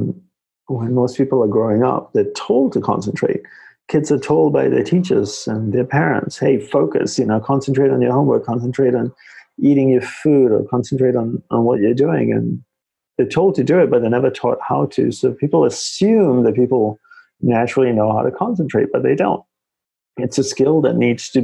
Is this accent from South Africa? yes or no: no; Australia; moved away as an adult; also born or lived in Malaysia / Hawaii; now in New York City, United States; I grew up in Australia, as you had shared, and decided not to go back to Australia